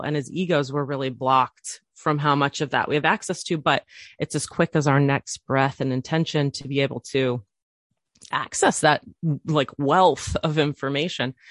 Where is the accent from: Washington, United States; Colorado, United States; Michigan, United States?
Washington, United States; island outside of Seattle; also born or lived in Chicago suburb, Illinois; When I was ten, we moved across the country to this little island that I live on currently, which is outside of Seattle